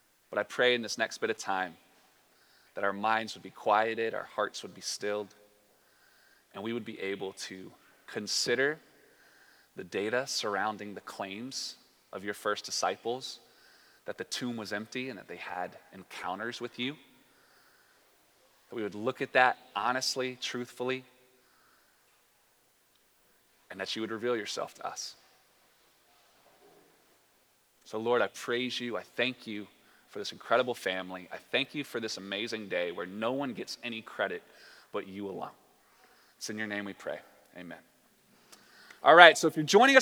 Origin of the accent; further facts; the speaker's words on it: the South, United States; I'm from the South as well, so we say words like willy-nilly